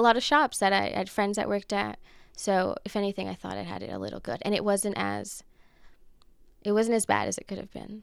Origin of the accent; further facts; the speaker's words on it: Los Angeles, California, United States; I grew up in Los Angeles, Echo Park, so I'm a local